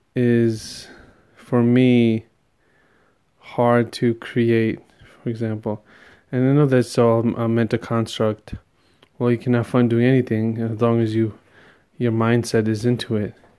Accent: New York tri-state area, United States; growing up in the New York tri-state area

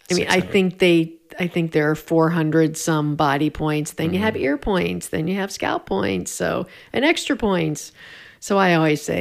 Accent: Pennsylvania, United States; also born or lived in Louisville / Oregon; now in Denver, United States; In Pennsylvania, northeastern Pennsylvania. Then lived in Louisville

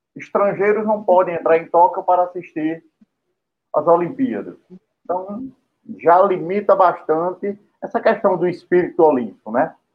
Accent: Brazil; Eu, como brasileiro

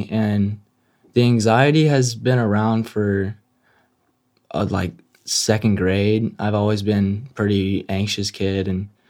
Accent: San Antonio, Texas, United States; moved away; I'm from San Antonio.

